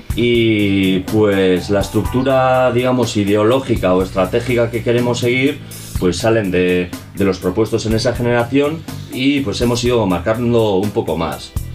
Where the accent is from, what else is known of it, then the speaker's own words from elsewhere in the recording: Galdakao, Basque Country, Spain; now in Bilbao, Spain; yo vengo de otro pueblo, soy de Galdaco, y pues me vine aquí